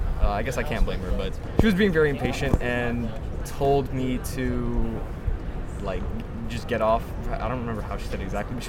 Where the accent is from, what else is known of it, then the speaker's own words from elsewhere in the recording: Orlando, Florida, United States; I'm from Orlando.